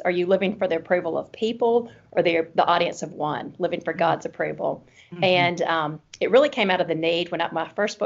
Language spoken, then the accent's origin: English; Birmingham, Alabama, United States; accent: Alabama (Southern); a wife here in Birmingham, Alabama, as you can tell by my accent